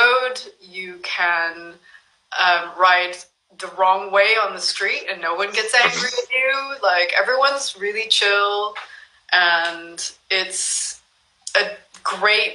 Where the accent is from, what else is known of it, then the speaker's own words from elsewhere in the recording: California, United States; moved away as an adult; also born or lived in Japan; I'm originally from California